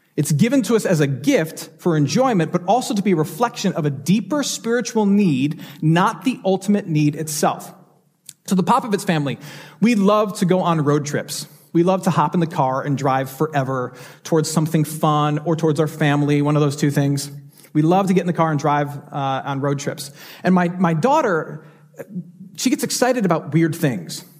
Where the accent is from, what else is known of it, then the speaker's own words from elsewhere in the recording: Michigan, United States; now in Houston, United States; a doctor in Michigan, my home state